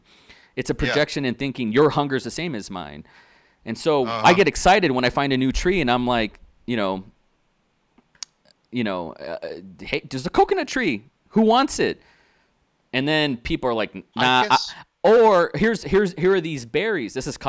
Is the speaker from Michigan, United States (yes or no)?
no; Austin, Texas, United States; also born or lived in Tulsa / Dallas / McAllen; It's my real name. I'm from Austin, Texas. I was born in Tulsa, but I moved to Dallas, and I lived in the Valley. You know, McAllen, Harlingen, Brownsville, South Padre Island there, and you know, I grew up in a Hispanic.